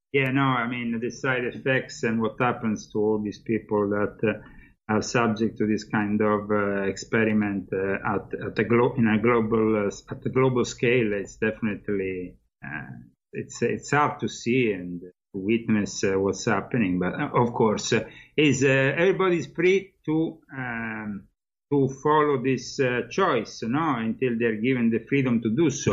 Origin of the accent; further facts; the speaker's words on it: Italy; moved away as an adult; now in United States; I'm no longer living there and uh, I'm no longer Italian because I am becoming American